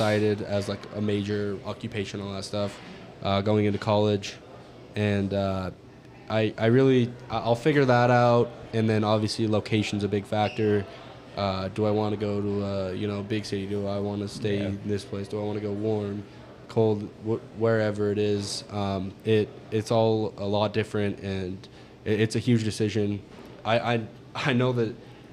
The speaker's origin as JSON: {"language": "English", "region": "Montana", "country": "United States", "said": "I'm from Montana"}